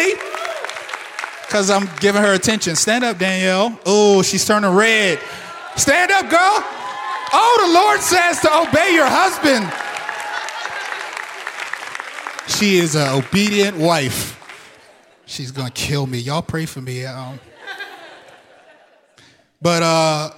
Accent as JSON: {"language": "English", "town": "Pittsburgh", "region": "Pennsylvania", "country": "United States", "tie": "born or raised there", "also_born_or_lived": "Philadelphia", "moved": "as an adult", "said": "I was born in Pittsburgh Hill District, which in the 30s, 40s, 50s, 60s, 70s was considered Little Harlem"}